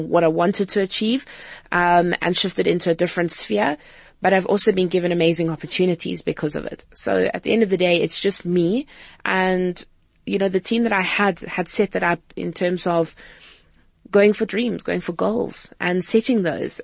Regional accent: Cape Town, Western Cape, South Africa; it's home. It's where I grew up.

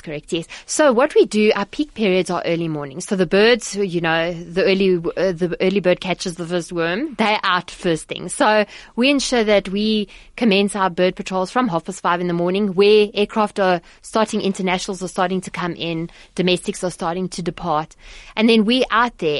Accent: Johannesburg, Gauteng, South Africa; I grew up in Johannesburg

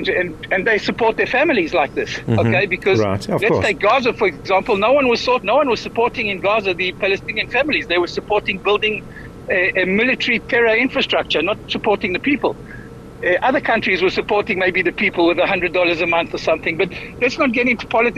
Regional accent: South Africa; now in Israel; as a South African-born person

